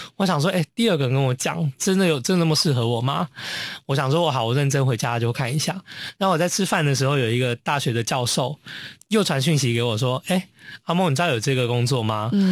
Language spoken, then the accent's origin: Chinese; Taiwan; also born or lived in Germany; now in Hong Kong; 我在台湾长大